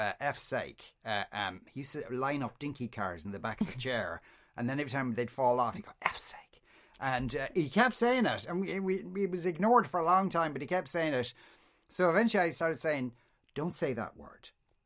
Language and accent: English; Coolock, Leinster, Ireland; I'm from Coolock, so you can imagine we don't hear people saying jolly good all that often.